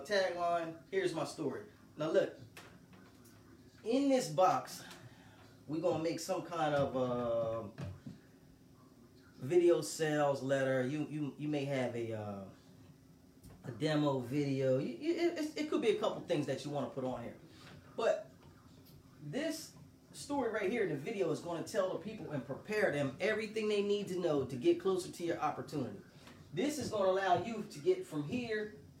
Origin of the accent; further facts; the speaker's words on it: Delaware, United States; I'm from Delaware. I was downtown, city of Wilmington